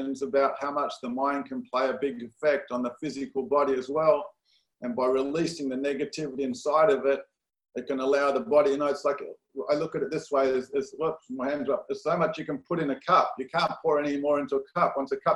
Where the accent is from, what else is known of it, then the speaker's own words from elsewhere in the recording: Perth, Western Australia, Australia; moved away as an adult; also born or lived in San Diego, United States; now in Los Angeles, United States; Australia, Perth, Australia. My father was born, both parents actually born in Australia, so I was second generation Australian